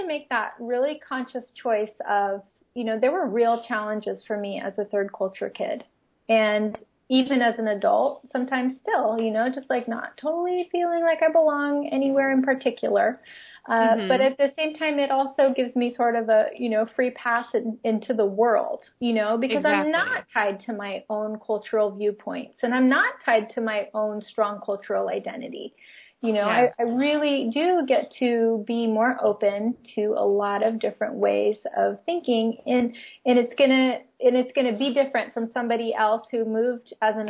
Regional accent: Philippines; also born or lived in United States; I grew up in the Philippines. I was never Filipino, right? And I wanted to be a lot of times so I could fit in and understand. But when I went back to the U.S., even just for a visit, I was no longer American either.

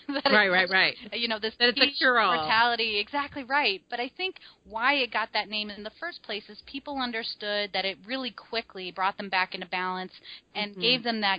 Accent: Midwest, United States; how I grew up, right? I'm a Midwesterner

